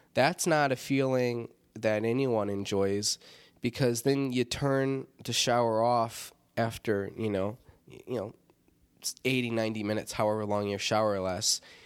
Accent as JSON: {"language": "English", "town": "Rockford", "region": "Illinois", "country": "United States", "tie": "born or raised there", "said": "Rockford, Illinois, my hometown."}